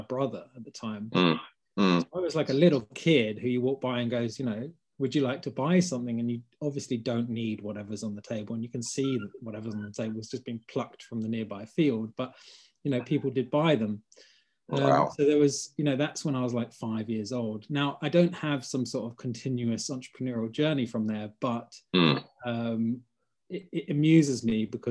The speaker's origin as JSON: {"language": "English", "region": "London", "country": "United Kingdom", "tie": "born or raised there", "said": "I grew up in Hackney"}